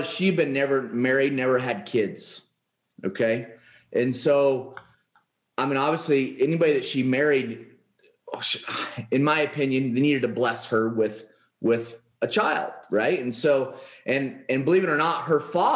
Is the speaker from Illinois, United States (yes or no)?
no; Oregon, United States; moved away as an adult; now in Paradise Valley, United States; I grew up in Oregon, and I moved down here to Paradise Valley, Arizona in September of last year